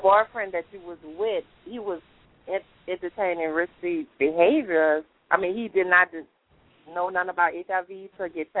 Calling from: New Orleans, Louisiana, United States; from New Orleans. I called before.

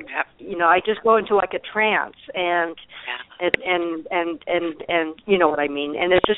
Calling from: Arizona, United States; I'm calling from Arizona.

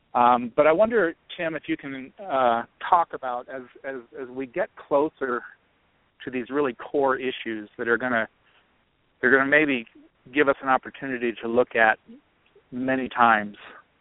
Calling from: Colorado, United States; in Colorado.

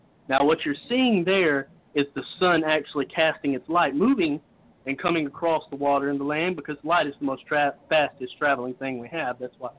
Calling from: Cochran, Georgia, United States; I am calling from Cochran, Georgia.

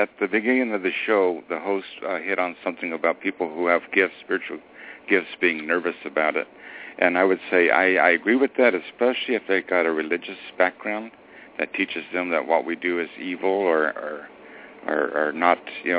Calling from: California, United States; I'm calling from California.

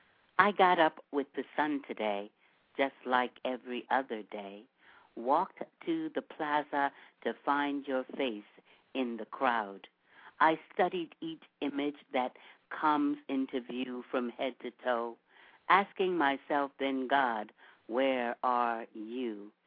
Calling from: Orange County, California, United States; I'm calling from Orange County.

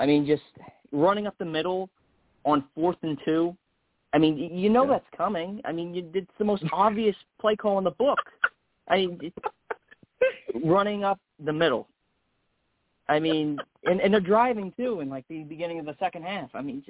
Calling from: New Jersey, United States; from New Jersey

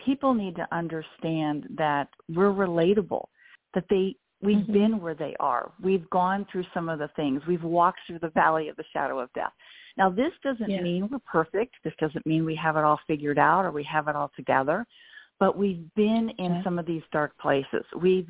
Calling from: Franklin, Tennessee, United States; I'm in Nashville, Tennessee area, just south in a little town called Franklin.

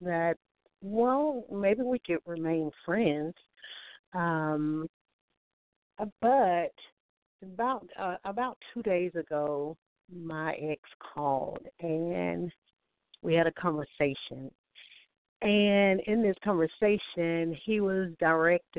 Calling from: Alabama, United States; I'm calling from Alabama

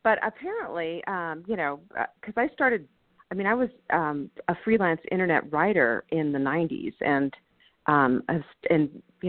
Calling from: Boulder, Colorado, United States; I'm in Boulder, Colorado.

